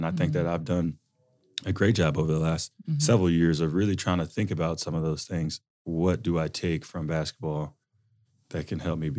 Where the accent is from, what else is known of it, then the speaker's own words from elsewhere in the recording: Alexandria, Virginia, United States; Well, I grew up just outside of the Washington, D.C. area in Alexandria, Virginia.